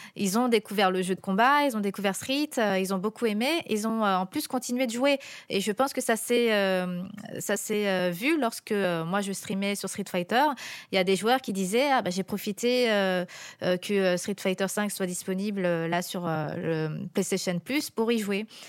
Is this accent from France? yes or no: yes; France; quand on est aux États-Unis et qu'on est français là-bas